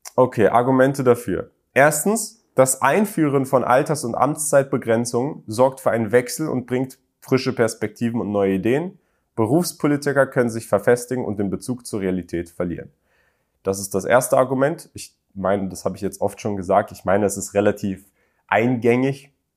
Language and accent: German; Berlin, Germany; moved away as an adult; ich bin in Berlin aufgewachsen